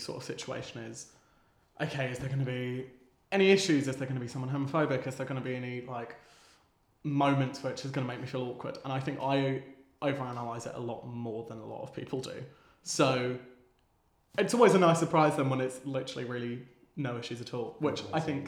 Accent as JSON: {"language": "English", "area": "Kent", "region": "South East England", "country": "United Kingdom", "said": "Yes, I'm originally from Kent, just down the road."}